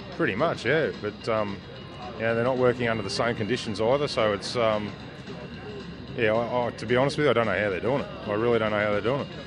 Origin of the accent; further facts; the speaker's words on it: Geelong, Victoria, Australia; I'm born and bred in Geelong